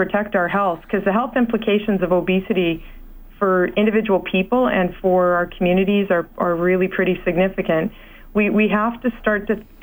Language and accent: English; Alberta, Canada; also born or lived in Saskatchewan; I grew up in Alberta and Saskatchewan